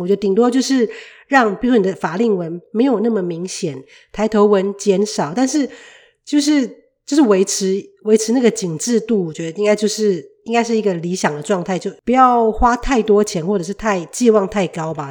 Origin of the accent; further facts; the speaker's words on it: Taiwan; now in Canada; 我就从台湾来的啊